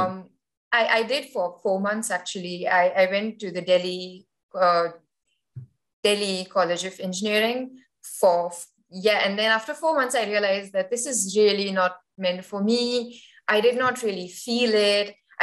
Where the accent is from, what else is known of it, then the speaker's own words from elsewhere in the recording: Dubai, United Arab Emirates; also born or lived in Kharghar, India; I was born in Kharghar. So it's a small, not a small, but well, it's a town in India. But Dubai was so much bigger